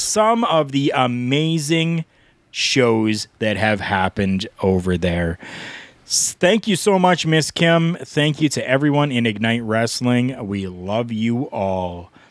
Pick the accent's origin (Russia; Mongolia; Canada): Canada; I'm Canadian. I call it pop.